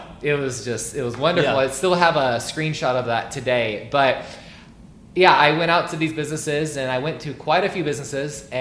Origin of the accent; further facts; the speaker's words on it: Burlington, Iowa, United States; also born or lived in Dubuque, Iowa; now in Des Moines, United States; I'm originally from Burlington, Iowa, southeast Iowa, a smaller area, about 35,000 people or less. And I was originally born in Dubuque, Iowa.